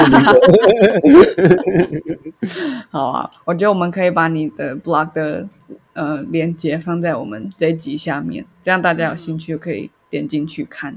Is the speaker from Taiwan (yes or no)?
yes; Taiwan; 因为我是台湾人，然后爱台湾